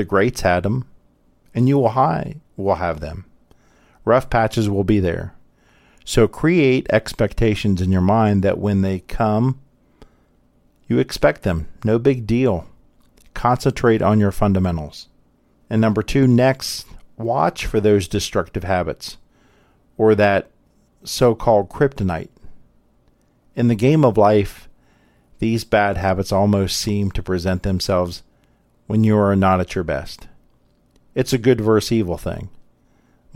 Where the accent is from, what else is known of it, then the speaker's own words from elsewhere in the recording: Columbus, Ohio, United States; Having been born and grew up here in Columbus